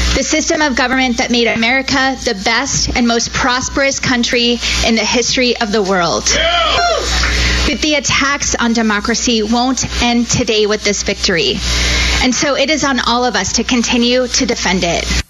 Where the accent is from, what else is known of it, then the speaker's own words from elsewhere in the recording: Arizona, United States; I was born and raised in Arizona